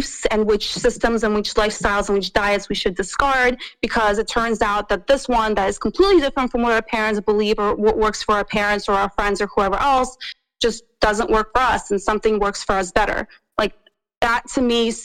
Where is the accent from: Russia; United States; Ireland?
Russia; I'm from Russia